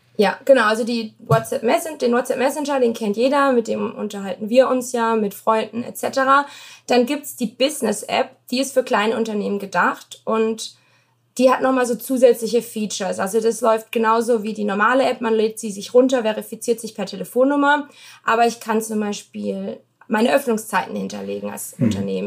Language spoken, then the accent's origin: German; Baden-Württemberg, Germany; now in United States; Also ich komme aus Baden-Württemberg, da bin ich in 30 Minuten in Frankreich